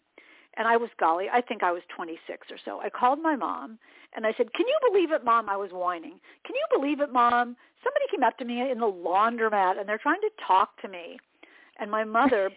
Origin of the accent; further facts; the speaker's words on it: Indianapolis, Indiana, United States; moved away as an adult; also born or lived in Atlanta / Boston; I'd been on the air in Indianapolis, my hometown